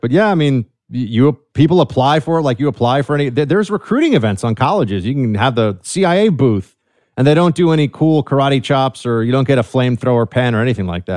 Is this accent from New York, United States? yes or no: yes; New York City, New York, United States; I'm from New York City, man. Born and raised here